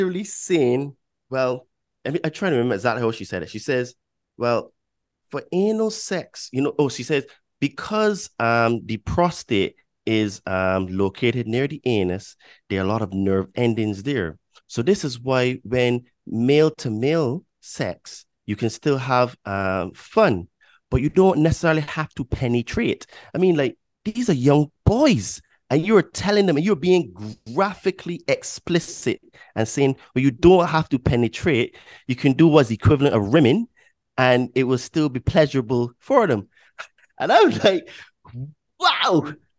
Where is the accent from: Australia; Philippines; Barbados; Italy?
Barbados; born there; I'm 41, right? So, and I was born in Barbados.